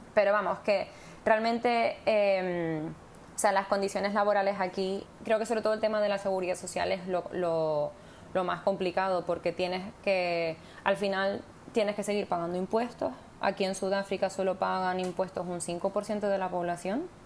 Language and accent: Spanish; Spain; now in South Africa; no sé si soy la española, pero desde luego soy española.